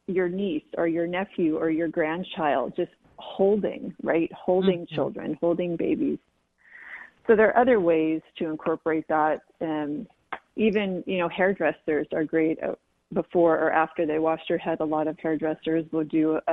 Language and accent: English; San Diego, California, United States; growing up in San Diego